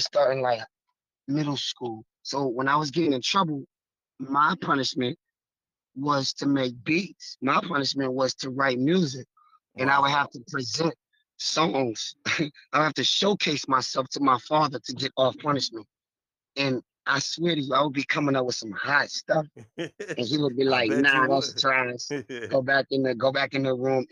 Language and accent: English; Sacramento, California, United States; also born or lived in Haverhill, Massachusetts; now in Massachusetts, United States; That's actually where I was raised at, in Sacramento, California, and not in Boston, not in Haverhill